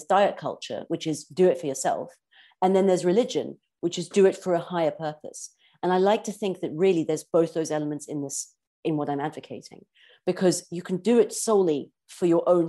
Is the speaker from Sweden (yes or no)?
no; South Africa; I grew up in South Africa and in a beautiful environment